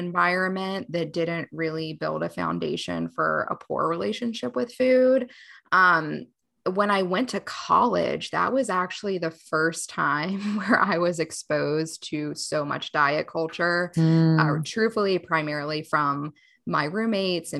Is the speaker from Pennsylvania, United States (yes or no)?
no; Charlotte, North Carolina, United States; I'm from Charlotte, North Carolina, and prior to the pandemic, I had a brick and mortar practice